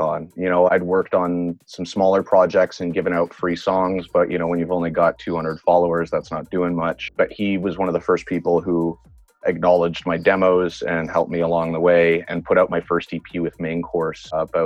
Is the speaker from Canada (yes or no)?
yes; Montreal, Quebec, Canada; moved away as an adult; now in Vancouver, Canada; I grew up in Quebec in Montreal